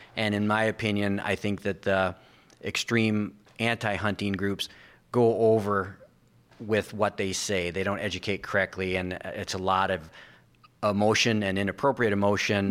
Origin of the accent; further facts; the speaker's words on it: Sioux Falls, South Dakota, United States; moved away; also born or lived in Oklahoma; I was born in Sioux Falls, South Dakota